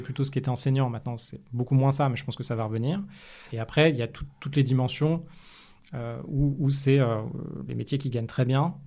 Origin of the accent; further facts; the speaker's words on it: Paris, Île-de-France, France; also born or lived in United States / London; J'ai grandi dans le 15e à Paris